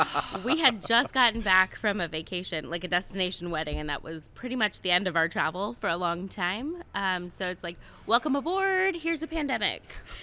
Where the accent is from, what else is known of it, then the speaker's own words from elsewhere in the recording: East Coast, United States; now in Columbus, United States; So I'm a transplant from the East Coast.